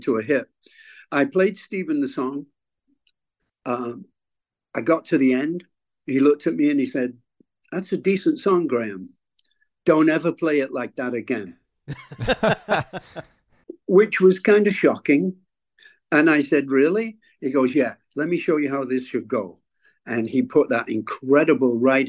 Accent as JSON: {"language": "English", "region": "England", "country": "United Kingdom", "said": "being English"}